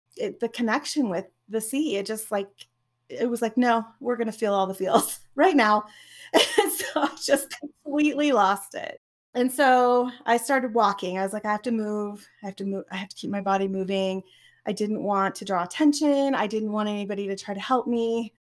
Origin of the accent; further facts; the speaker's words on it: Oregon, United States; I grew up in Oregon